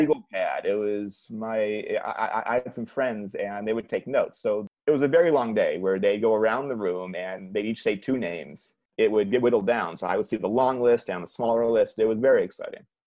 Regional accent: Cleveland, Ohio, United States; moved away; I'm from Cleveland

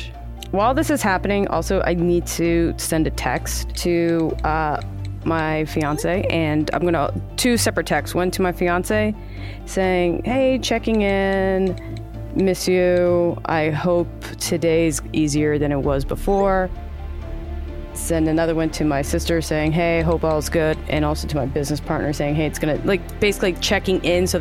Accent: Oceanside, California, United States; born there; Yeah, I was born in Oceanside. I was born at the Naval Base.

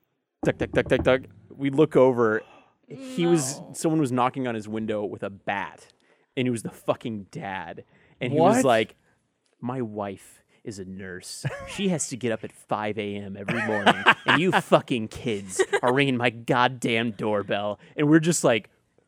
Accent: Allen, Texas, United States; Allen, Texas.

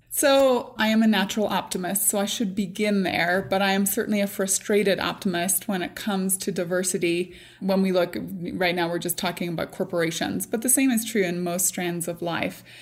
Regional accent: Northern Ireland, United Kingdom; moved away; I grew up in Northern Ireland. I grew up in a very small community, but I grew up during the Troubles

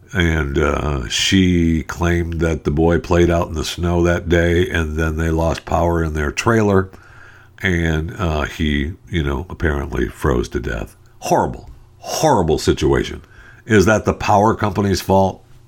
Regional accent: United States

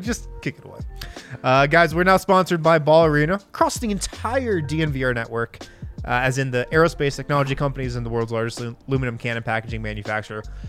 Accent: Boulder, Colorado, United States; now in Golden, United States; some people I grew up with in Boulder

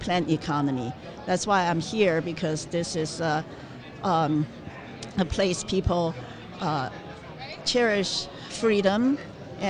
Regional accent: China; moved away; I was born in China in 1958.

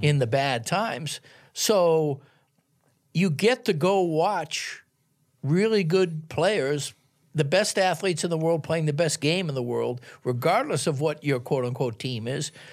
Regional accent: Boston, Massachusetts, United States; moved away; I grew up in Boston

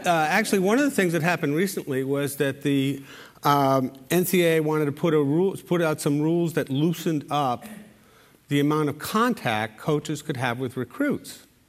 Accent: Providence, Rhode Island, United States; my hometown, Providence. And um, as somebody who comes from Providence

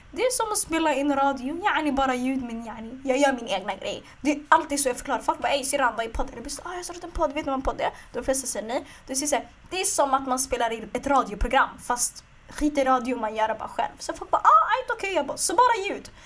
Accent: Stockholm, Stockholm County, Sweden; jag är från Stockholm

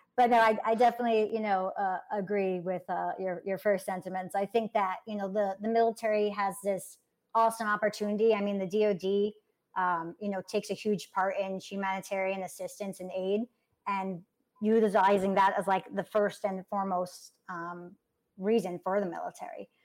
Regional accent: New York City, New York, United States; I'm from born and raised in New York City

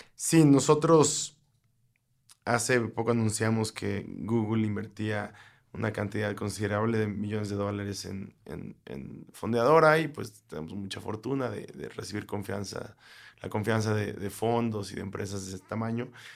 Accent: Mexico; nosotros como mexicanos

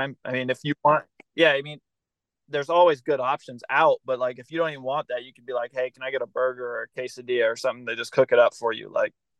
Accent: California, United States; growing up in California

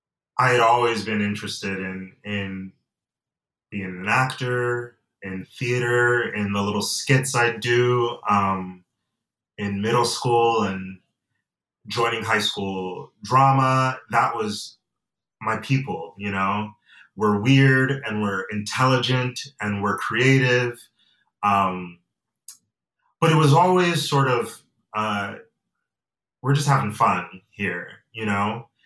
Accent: Atlanta, Georgia, United States; also born or lived in Nigeria; I say that I'm from Nigeria and I'm from Georgia, because I was born in Atlanta. But my family, I come from a family of immigrants, and I have dual citizenship.

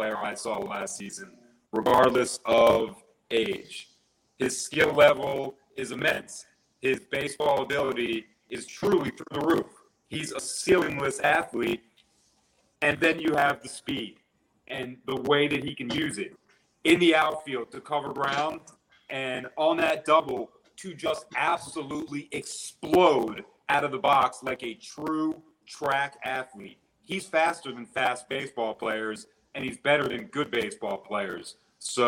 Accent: Reisterstown, Maryland, United States; moved away as an adult; now in Sarasota, United States; I'm from Baltimore County, so it's like my town is called Reisterstown. It's a northwest suburb of Baltimore

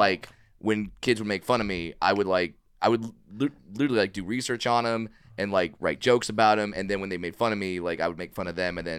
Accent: Orange County, California, United States; I grew up in Orange County

